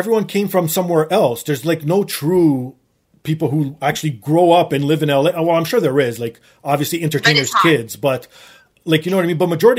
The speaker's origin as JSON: {"language": "English", "town": "Toronto", "region": "Ontario", "country": "Canada", "tie": "born or raised there", "said": "I was born and raised in Toronto, so obviously my English will never go away. But slowly but surely, my Portuguese has been going away because the only person I talk to in Portuguese is my dad."}